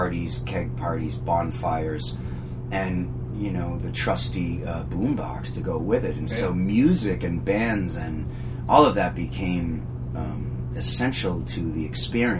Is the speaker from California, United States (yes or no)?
no; Leominster, Massachusetts, United States; I'm from outside of Worcester County, Massachusetts. So I'm from a town called Leominster, Massachusetts.